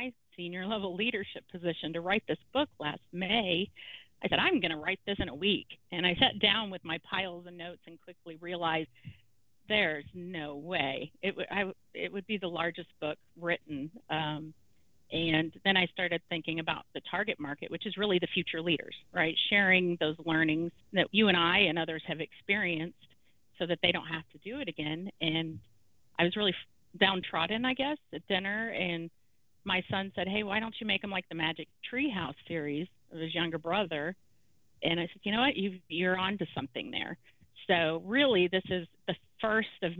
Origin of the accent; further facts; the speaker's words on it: Louisiana, United States; now in Houston, United States; we're originally from Louisiana